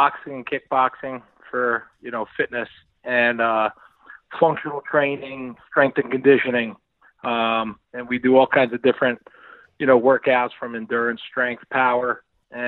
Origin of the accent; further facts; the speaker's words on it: New Jersey, United States; I grew up in Jersey. I'm a Jersey guy.